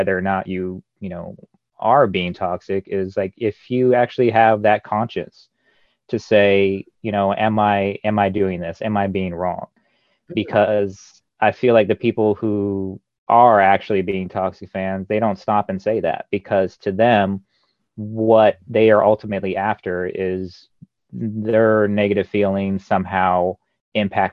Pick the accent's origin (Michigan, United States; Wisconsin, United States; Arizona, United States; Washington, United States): Arizona, United States; I say that as somebody who's born and raised in Arizona.